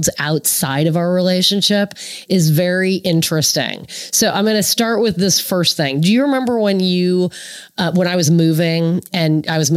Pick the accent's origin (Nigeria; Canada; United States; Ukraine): United States; Indiana; we are from Indiana